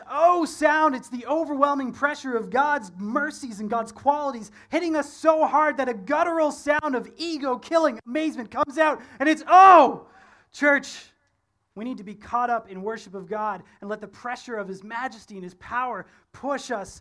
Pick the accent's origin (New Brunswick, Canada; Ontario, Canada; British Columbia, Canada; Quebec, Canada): Ontario, Canada; moved away; I'm from Ontario